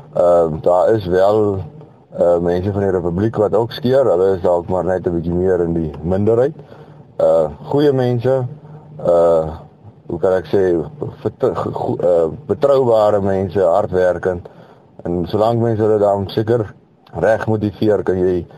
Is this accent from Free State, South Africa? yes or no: yes; Kroonstad, Free State, South Africa; Ek is van Kroonstad in die Vrystaat.